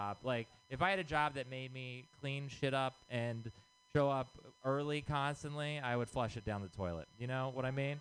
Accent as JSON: {"language": "English", "region": "Texas", "country": "United States", "moved": "yes", "said": "I'm from Texas"}